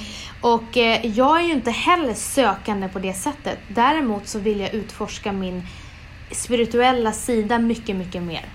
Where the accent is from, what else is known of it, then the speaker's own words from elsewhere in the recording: Umeå, Västerbotten County, Sweden; moved away; jag är från Umeå